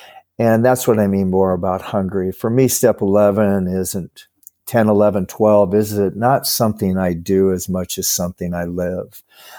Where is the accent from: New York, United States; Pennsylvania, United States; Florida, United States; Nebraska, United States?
Nebraska, United States; now in California, United States; But yeah, I always tell everybody I'm from Nebraska. I've been living in California, but I'll always be a Nebraskan.